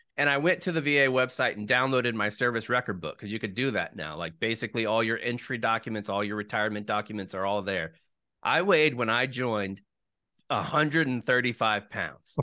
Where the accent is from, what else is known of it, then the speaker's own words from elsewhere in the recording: Jacksonville, Florida, United States; moved away as an adult; I was born in Jacksonville